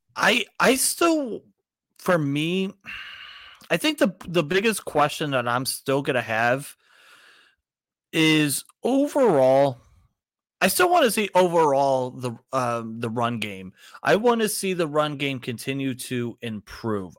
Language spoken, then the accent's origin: English; Cleveland, Ohio, United States; I'm from the Cleveland area